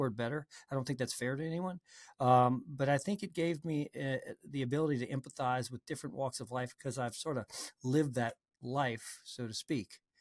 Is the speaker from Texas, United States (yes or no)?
no; New Orleans, Louisiana, United States; I grew up in New Orleans, uh, well, actually in a suburb of New Orleans